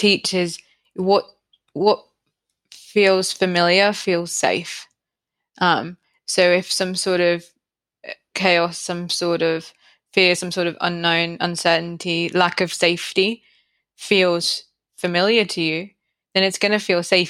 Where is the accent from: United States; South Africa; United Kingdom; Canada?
United Kingdom; now in Brisbane, Australia; I'm not from Australia originally. I'm from the UK